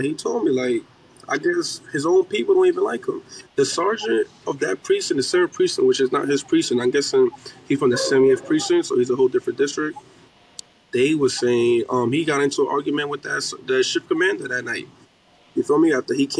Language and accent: English; New York City, New York, United States; I'm from East New York. I see that you're from East New York as well.